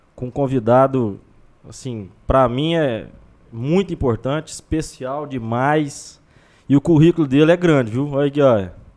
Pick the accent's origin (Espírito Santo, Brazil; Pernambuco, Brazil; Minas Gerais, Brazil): Minas Gerais, Brazil; Pompéu; Pompeu, Minas Gerais, minha cidade natal